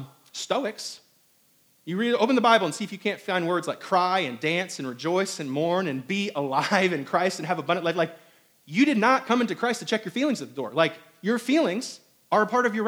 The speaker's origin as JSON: {"language": "English", "region": "Indiana", "country": "United States", "tie": "born or raised there", "also_born_or_lived": "Hong Kong / New York / Albany, New York", "moved": "yes", "lives_now": "South Carolina, United States", "said": "I was raised in Indiana."}